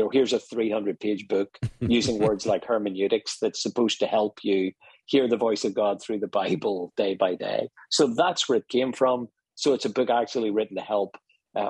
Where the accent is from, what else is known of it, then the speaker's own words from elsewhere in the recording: Ireland; accent: Irish; moved away; also born or lived in Dublin, Ireland; I'm Irish, you may pick up from my accent.